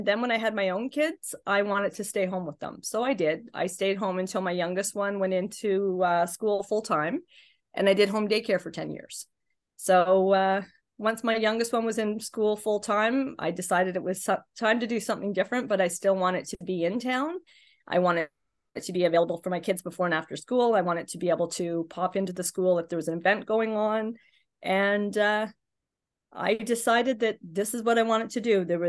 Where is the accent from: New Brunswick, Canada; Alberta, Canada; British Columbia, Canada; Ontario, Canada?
Ontario, Canada; Carleton Place; So I was born in the Carlton Place Hospital when people were still having babies in the Carlton Place Hospital. My big move was from one side of the bridge to the other for a few years, and then I moved back. So I haven't lived anywhere but Carlton Place.